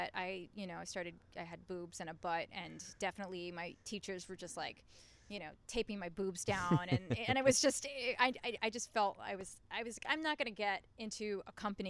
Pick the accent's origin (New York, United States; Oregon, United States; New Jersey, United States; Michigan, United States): New York, United States; New York City; Queens. I'm a queen from Queens.